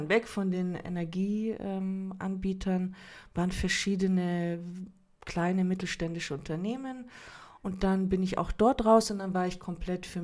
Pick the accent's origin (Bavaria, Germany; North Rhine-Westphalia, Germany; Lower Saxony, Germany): Bavaria, Germany; Munich; Ich ähm, bin Kroatin, bin aber geboren in München und äh, auch hier aufgewachsen.